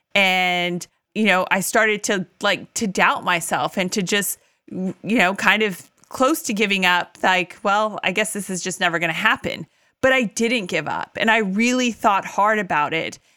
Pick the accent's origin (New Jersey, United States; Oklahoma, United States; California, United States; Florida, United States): California, United States; moved away as an adult; also born or lived in Tennessee; we moved from Tennessee back to my native California